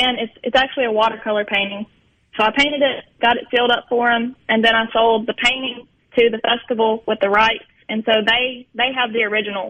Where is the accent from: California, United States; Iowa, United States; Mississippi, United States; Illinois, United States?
Mississippi, United States; Belzoni; Belzona is my hometown, and it really is where my heart lies.